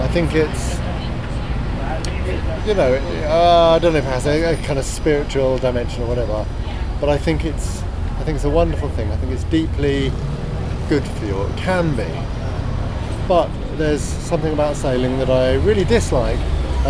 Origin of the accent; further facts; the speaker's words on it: Hayling Island, South East England, United Kingdom; now in Brixton, United Kingdom; As a teenager, I grew up on Hayling Island, which is near Portsmouth on the south coast